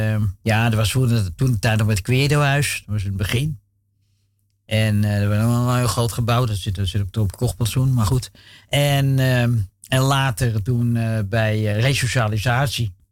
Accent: Amsterdam, North Holland, Netherlands; was jaren zeventig. We woonden toen in uh, flat in Amsterdam-Noord, Dam.

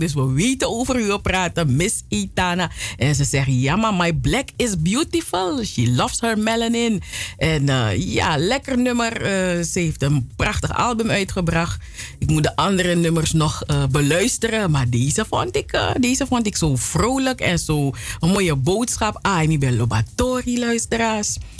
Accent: Suriname; now in Netherlands; ik kom uit Suriname

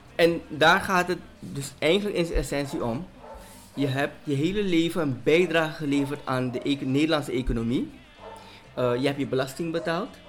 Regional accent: Suriname; moved away; also born or lived in Netherlands; als Surinamer die in Nederland heeft gewoond en ervoor heeft gekozen om terug te komen

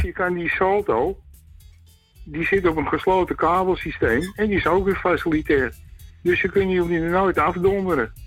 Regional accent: Amsterdam, North Holland, Netherlands; ik ben Amsterdammer

